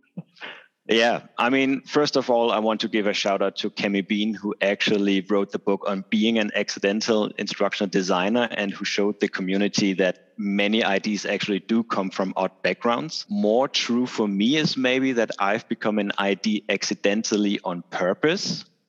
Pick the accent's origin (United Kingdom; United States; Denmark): Denmark; I'm hailing from Denmark